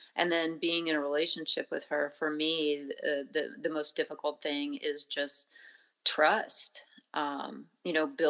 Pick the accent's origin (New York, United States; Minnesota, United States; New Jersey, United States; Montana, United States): Montana, United States; moved away; Growing up in Montana near the Blackfeet Reservation